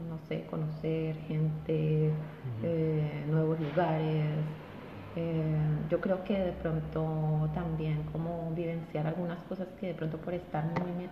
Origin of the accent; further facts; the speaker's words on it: Colombia; moved away as an adult; also born or lived in Chile; now in New Zealand; nací en Colombia, en un pueblo que se llama Bolívar. Estudié eh, mi profesión allá también, geóloga. Y después, en busca de nuevas oportunidades, me fui a vivir a Chile he vivido en Chile por 12 años.